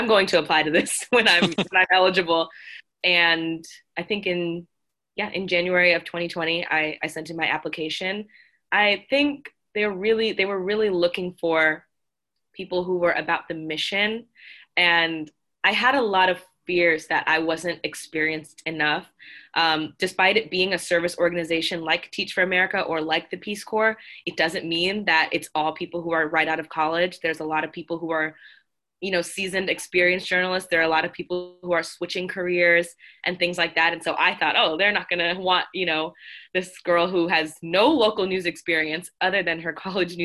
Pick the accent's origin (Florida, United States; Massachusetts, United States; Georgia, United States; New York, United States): Florida, United States; South; moved away as an adult; now in Boston, United States; coming from South Florida, where, you know, there's everybody